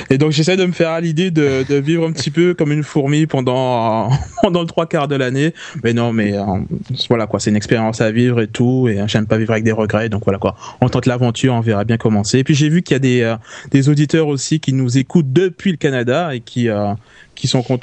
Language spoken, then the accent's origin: French; French West Indies, France; accent: Antillean; now in Paris, France; ça, fait pratiquement dix ans {S2} que je suis à Paris et, euh, et j'ai toujours pas perdu mon accent antillais, quoi.